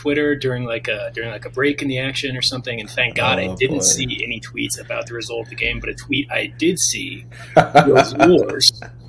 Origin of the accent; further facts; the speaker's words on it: Kansas City, United States; I grew up in Kansas City.